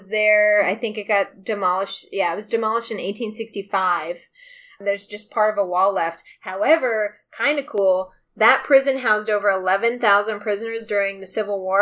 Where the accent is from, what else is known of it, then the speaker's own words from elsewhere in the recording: near Alton, Illinois, United States; We grew up so close to it